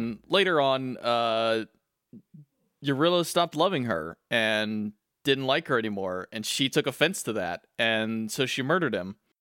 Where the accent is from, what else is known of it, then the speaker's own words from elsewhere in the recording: South Texas, United States; I come from South Texas